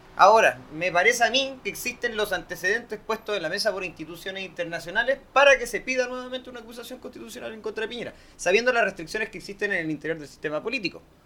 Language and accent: Spanish; Chile; soy de la, de la amplia mayoría de chilenos